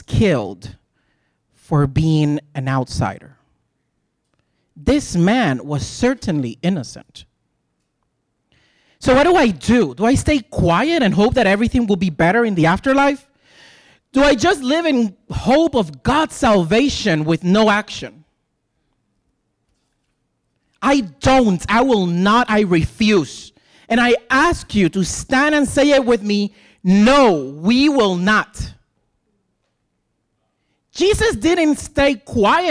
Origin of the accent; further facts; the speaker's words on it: Puerto Rico; English is a second language; moved away as an adult; also born or lived in Iowa City, Iowa; now in United States; I'm a gay Puerto Rican who just moved to the suburbs